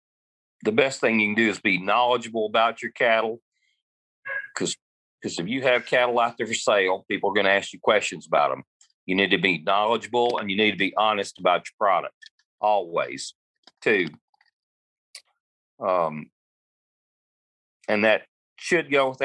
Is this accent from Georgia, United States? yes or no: no; Middle Tennessee, United States; I'm from Middle Tennessee originally, and now I like to joke I live in everybody else's house because I stay on the road quite a bit.